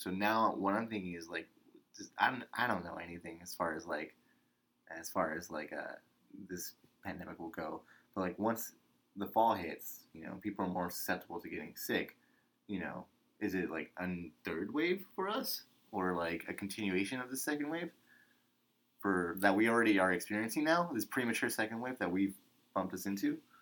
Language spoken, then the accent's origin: English; United States; as an American